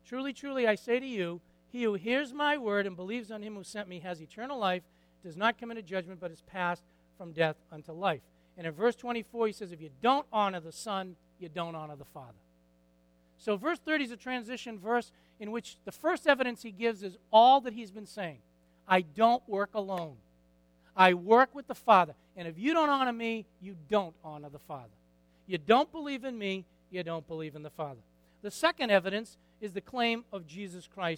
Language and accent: English; Lawrence, United States; I was born in Lawrence.